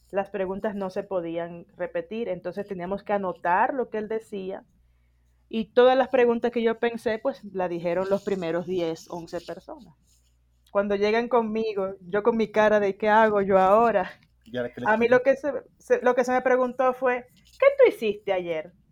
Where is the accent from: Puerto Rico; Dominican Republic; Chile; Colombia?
Dominican Republic; now in Mexico City, Mexico; yo soy dominicana